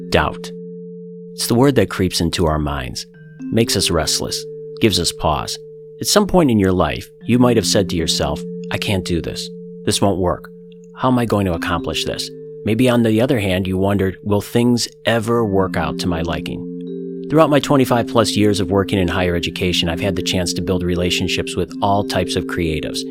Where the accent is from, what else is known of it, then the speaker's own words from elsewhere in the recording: United States; someone who grew up in the States